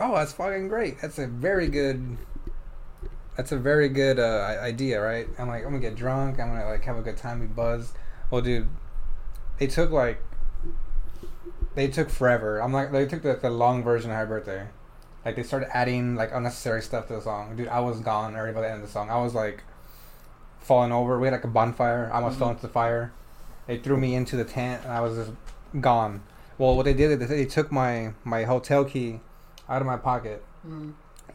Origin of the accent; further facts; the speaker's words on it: San Antonio, Texas, United States; We're from San Antonio.